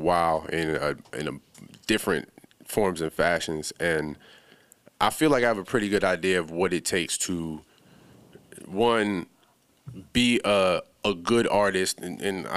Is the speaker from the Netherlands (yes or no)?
no; Bahamas; moved away; I'm originally from the Bahamas